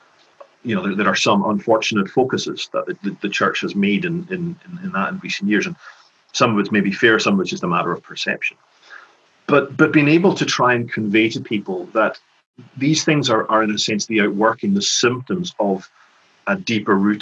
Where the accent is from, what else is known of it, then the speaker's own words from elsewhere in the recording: Lewis, Scotland, United Kingdom; also born or lived in Glasgow / Edinburgh / Skye; When I was growing up in Lewis